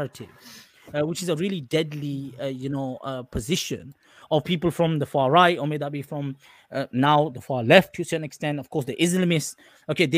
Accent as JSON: {"language": "English", "region": "England", "country": "United Kingdom", "said": "I'm an Englishman. I'm Pakistani heritage."}